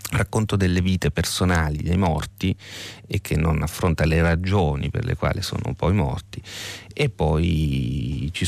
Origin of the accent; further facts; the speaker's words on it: Sicily, Italy; assomiglia alla mia terra di origine che è la Sicilia